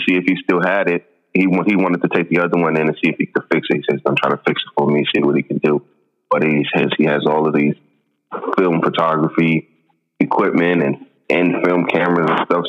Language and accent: English; New York, United States; when he found that I was from New York